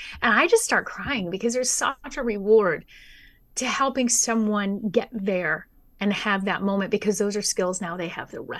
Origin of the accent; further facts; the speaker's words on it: San Dimas, California, United States; I was born and raised in San Dimas, but San Diego's been home now for about 12 years.